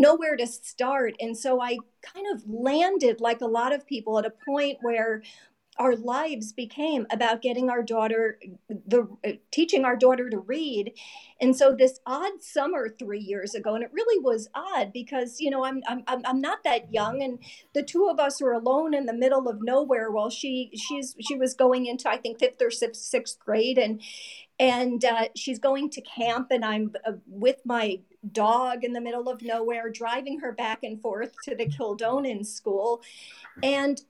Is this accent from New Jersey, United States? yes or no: yes; New Jersey, United States; I'm from New Jersey